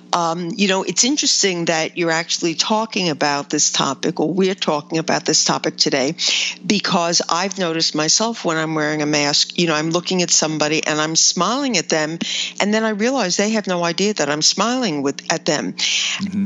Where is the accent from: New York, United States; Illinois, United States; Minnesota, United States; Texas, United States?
New York, United States; I've lived here my whole life.